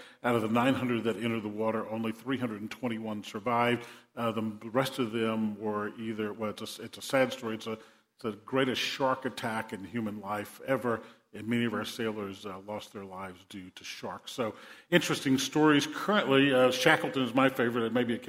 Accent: New Orleans, Louisiana, United States; I grew up in South Louisiana surrounded by water. Maybe it's because I spent four summers working offshore on barges and oil rigs. Or maybe it's because we sat through hurricanes when I was a kid in New Orleans.

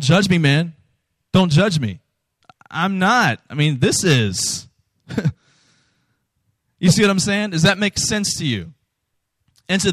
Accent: Virginia, United States; Virginia, where I'm from

